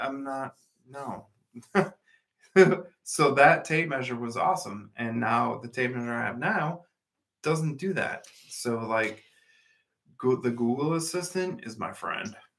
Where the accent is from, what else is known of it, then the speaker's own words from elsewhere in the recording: United States; We're American.